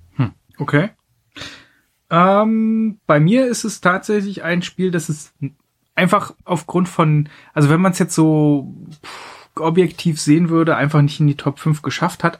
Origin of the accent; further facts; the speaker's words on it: Mecklenburg-Vorpommern, Germany; meiner Heimat Mecklenburg-Vorpommern